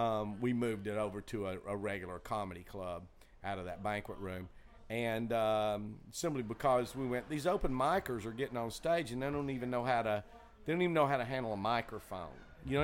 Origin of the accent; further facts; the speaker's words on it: Chattanooga, Tennessee, United States; I grew up in Chattanooga.